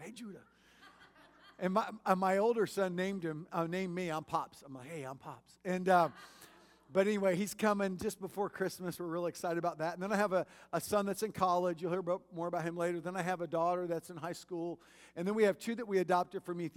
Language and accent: English; Kansas City, Missouri, United States; also born or lived in Michigan; Kansas City, which is my hometown